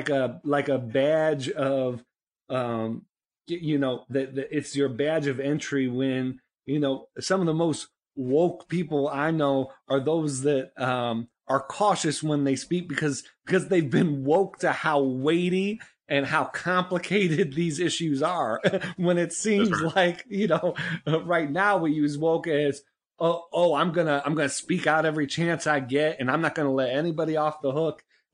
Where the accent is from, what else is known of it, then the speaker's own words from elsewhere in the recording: Northeast, United States; I'm from the Northeast. I didn't grow up in a gun culture